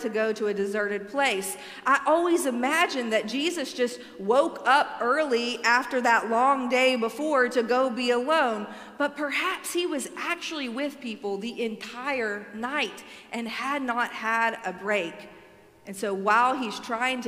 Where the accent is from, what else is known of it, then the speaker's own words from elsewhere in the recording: Alabama, United States; I am from Alabama